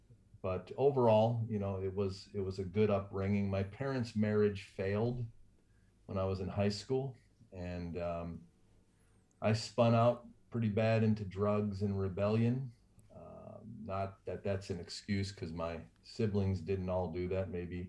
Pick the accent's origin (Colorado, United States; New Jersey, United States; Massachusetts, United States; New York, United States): New York, United States; Rochester; now in Prescott, United States; I was born in Rochester, New York. I would say our family was at the lower end of middle class. We were a Catholic family. We had six kids, five boys, one girl.